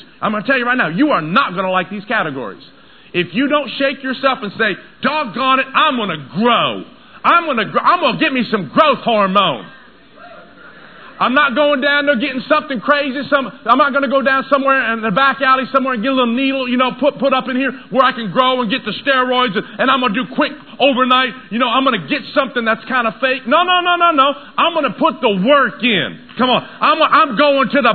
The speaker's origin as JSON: {"language": "English", "region": "Tennessee", "country": "United States", "tie": "born or raised there", "moved": "yes", "said": "I grew up in Tennessee"}